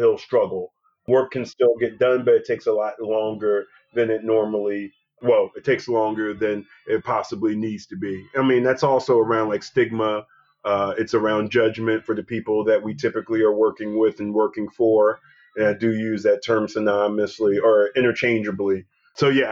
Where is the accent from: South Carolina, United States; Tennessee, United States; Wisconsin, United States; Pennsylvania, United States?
Pennsylvania, United States; Philadelphia; I'm from Philadelphia. I'm from West Philadelphia specifically. So I'm a native Philadelphian